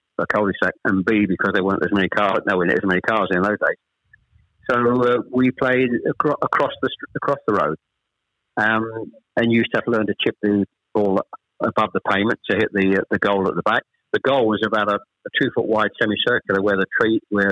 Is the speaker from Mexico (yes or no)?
no; Chelmsford, East of England, United Kingdom; also born or lived in Ashton-under-Lyne; I was born in Ashton-under-Lyne. We actually moved south to Chelmsford when I was... Probably I was the eldest of three when I was probably about seven or eight